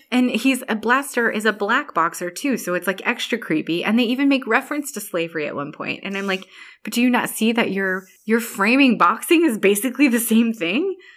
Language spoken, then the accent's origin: English; Ireland; I'm Irish